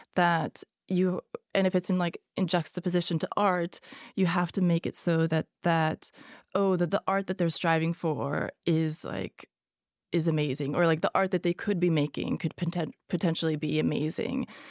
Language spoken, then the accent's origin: English; Sweden; first language Hungarian; English is a second language; also born or lived in Hungary; born in Hungary, but I grew up in Sweden